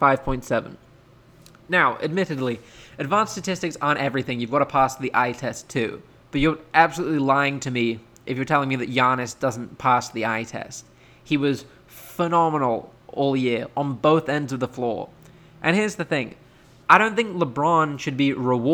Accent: United Kingdom; now in United States; I'm British, I live in America

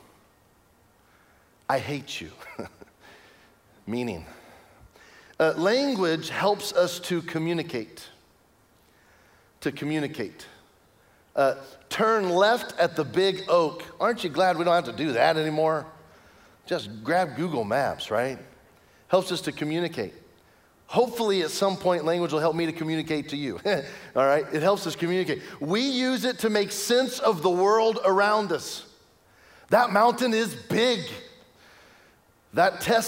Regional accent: Lincoln, Nebraska, United States; now in Kansas, United States; I was born in Lincoln, Nebraska.

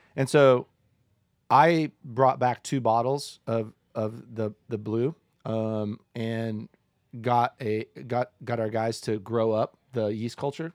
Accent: Decatur, Illinois, United States; now in Boulder, United States; I'm so glad that I grew up uh, that I'm from Decatur. I'm glad to grow up there

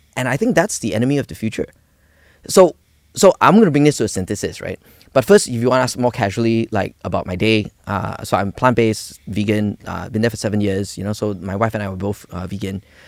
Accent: Malaysia; we, we grew up in Malaysia

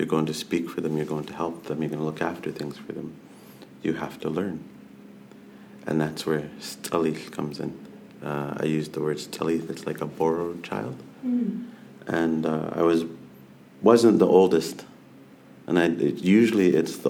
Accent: Nanaimo, British Columbia, Canada; I'm from Snanemo

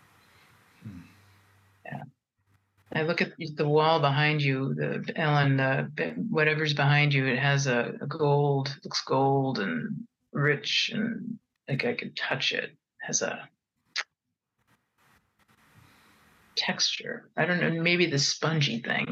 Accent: United States; I'm Japanese American and French Canadian American

